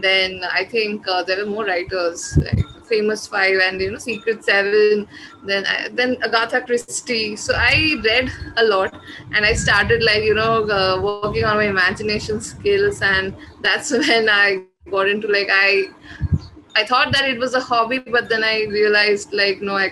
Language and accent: English; India; first language Bengali; my mother tongue, which is Bengali. So I write in that, but there are a lot of writers here who write in, you know, like other the native languages of our country